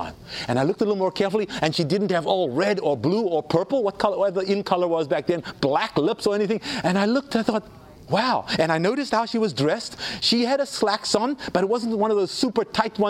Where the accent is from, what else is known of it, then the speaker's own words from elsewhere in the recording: South Africa; when I was growing up in South Africa